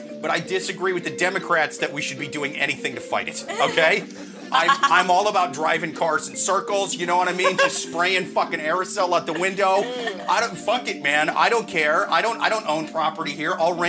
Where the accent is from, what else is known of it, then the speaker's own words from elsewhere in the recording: Midwest, United States; now in New York, United States; I'm from the Midwest.